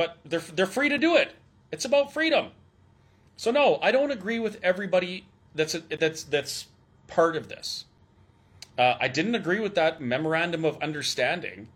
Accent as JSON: {"language": "English", "region": "Alberta", "country": "Canada", "said": "I'm from Alberta"}